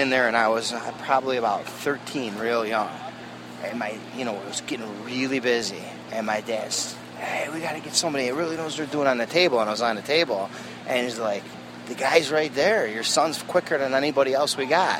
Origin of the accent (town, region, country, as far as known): Chicago, Illinois, United States; born or raised there